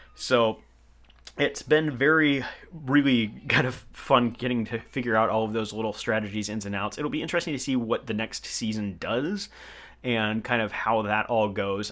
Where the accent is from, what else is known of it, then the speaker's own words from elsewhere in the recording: Portland, Oregon, United States; growing up in Portland, I think that that's a metropolitan area.